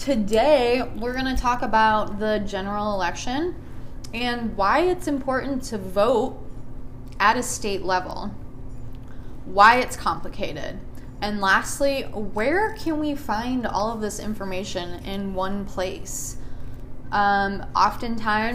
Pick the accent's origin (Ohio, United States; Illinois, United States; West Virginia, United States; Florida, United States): Illinois, United States; Chicago; now in Phoenix, United States; I am also from Chicago, born and raised. We moved to Phoenix in 1999 as well.